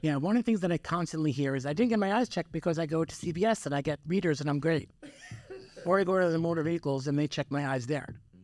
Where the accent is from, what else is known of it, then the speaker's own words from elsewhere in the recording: Yonkers, New York, United States; moved away as an adult; also born or lived in Manhattan, New York; now in Elizabeth, United States; I was born and raised in, uh, Yonkers